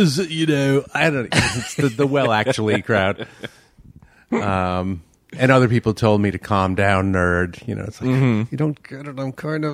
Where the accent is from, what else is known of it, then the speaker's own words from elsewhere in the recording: New York City, New York, United States; moved away as an adult; now in Minneapolis, United States; I grew up in Bay Ridge, Brooklyn, around the Verrazano Bridge there